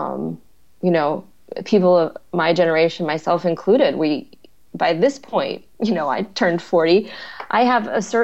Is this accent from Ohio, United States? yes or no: no; Wisconsin, United States; moved away as an adult; also born or lived in Yemen / Kinshasa, Democratic Republic of the Congo / New York; I'm from Wisconsin in the first place